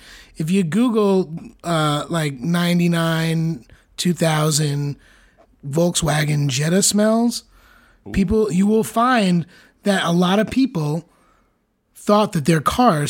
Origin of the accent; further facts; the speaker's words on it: Wyckoff, New Jersey, United States; I grew up in Wyckoff.